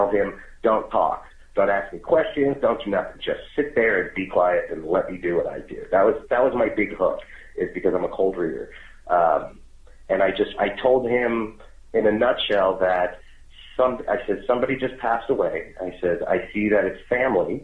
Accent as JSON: {"language": "English", "area": "Long Island", "region": "New York", "country": "United States", "tie": "born or raised there", "also_born_or_lived": "Las Vegas", "moved": "yes", "said": "I was born in Long Island too."}